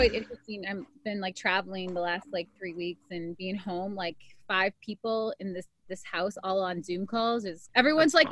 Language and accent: English; Wisconsin, United States; now in Los Angeles, United States; growing up in Wisconsin, you're pretty much Canadian, you know, we talk like Canadians